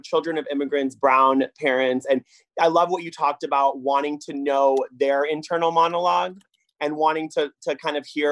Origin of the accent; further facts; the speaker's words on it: Orange County, California, United States; I'm from Orange County.